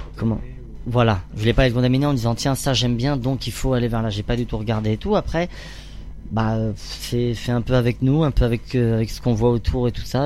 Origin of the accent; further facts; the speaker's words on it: Orléans area, Centre-Val de Loire, France; moved away as an adult; now in Paris, France; j'ai grandi dans la région d'Orléans